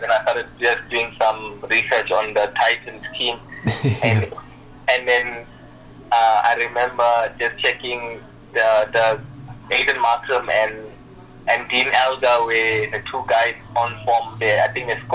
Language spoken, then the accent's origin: English; KZN Inland, KwaZulu-Natal, South Africa; I came back home to KZN Inland